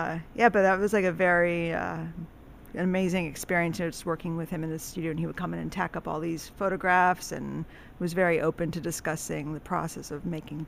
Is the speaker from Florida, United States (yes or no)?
yes; Miami, Florida, United States; also born or lived in Texas / Princeton, New Jersey; I grew up all over the place, but mostly Miami. I was in Miami from fifth grade through 11th grade.